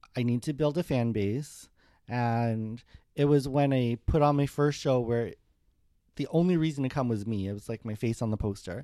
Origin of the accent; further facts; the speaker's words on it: Winnipeg, Manitoba, Canada; moved away; also born or lived in Alberta / Toronto; I grew up in Winnipeg